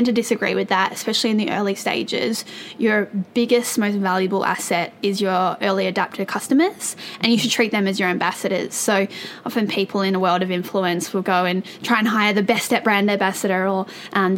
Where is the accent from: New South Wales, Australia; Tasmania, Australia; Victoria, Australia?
Tasmania, Australia; Growing up in Tasmania and obviously being Australian myself